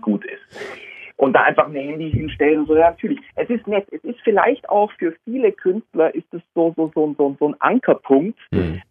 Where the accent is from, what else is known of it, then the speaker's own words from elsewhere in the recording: Augsburg, Bavaria, Germany; zu Hause in meiner Heimatstadt Augsburg